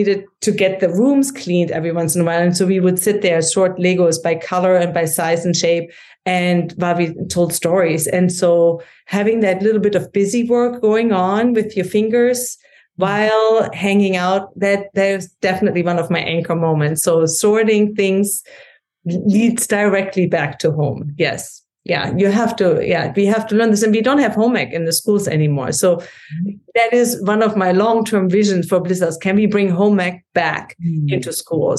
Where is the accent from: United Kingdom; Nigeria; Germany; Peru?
Germany; accent: German; English is a second language; moved away as an adult; also born or lived in St. Louis, Missouri; now in United States; you can hear from my accent that I grew up in Germany and came to the States